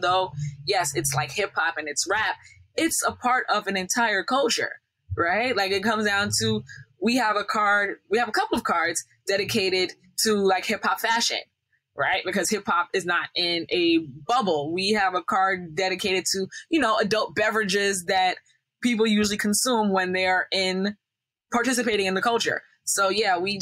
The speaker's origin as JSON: {"language": "English", "region": "Northeast", "country": "United States", "said": "we're from the Northeast, so Northeast kind of like slant"}